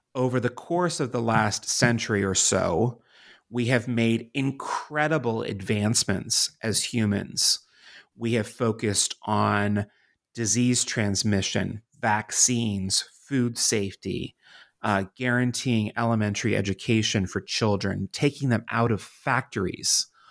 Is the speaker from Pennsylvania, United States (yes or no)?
yes; Pittsburgh, Pennsylvania, United States; moved away as an adult; also born or lived in Washington, D.C.; my home city of Pittsburgh, Pennsylvania, and my adopted city of Washington, D.C.